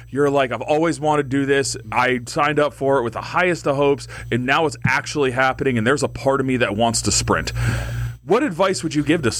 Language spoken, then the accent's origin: English; Crawford County, Pennsylvania, United States; I'm from Crawford County.